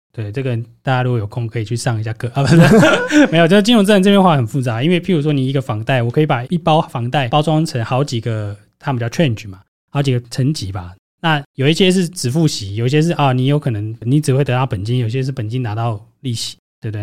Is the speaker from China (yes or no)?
no; Taiwan; 我们台湾人